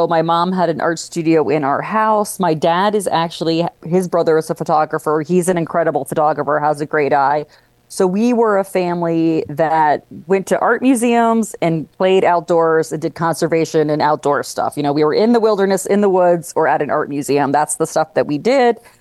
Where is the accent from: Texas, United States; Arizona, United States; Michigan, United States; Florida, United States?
Florida, United States; Tampa Bay area; moved away as an adult; also born or lived in New York; my hometown